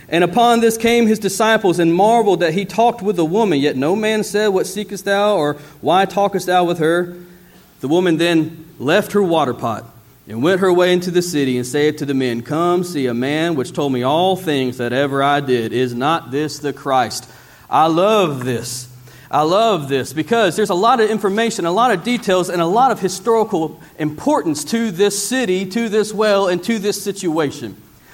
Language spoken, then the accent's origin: English; Theodore, Alabama, United States; Growing up in South Alabama, I grew up in a city called Theodore, and I lived in a community called Hollinger's Island.